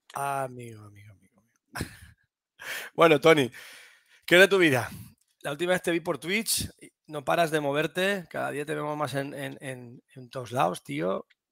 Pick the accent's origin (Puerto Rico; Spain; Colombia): Spain; Toledo, Castilla-La Mancha; yo soy, toledano.